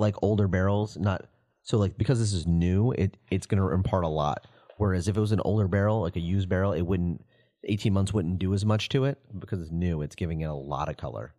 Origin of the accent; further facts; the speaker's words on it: the South, United States; now in Chicago, United States; I'm from the South, too